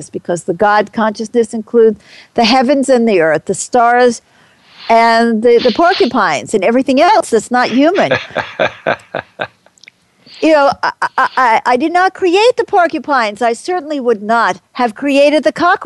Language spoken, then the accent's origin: English; New York City, New York, United States; I grew up as an American. I was born in, I hate to tell you, 1945. I was brought up in New York City